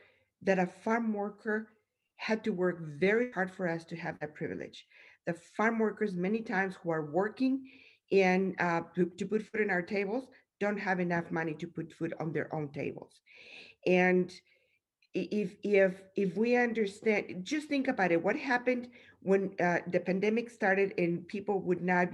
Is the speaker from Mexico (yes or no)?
yes; Mexico; now in United States; I grew up in Mexico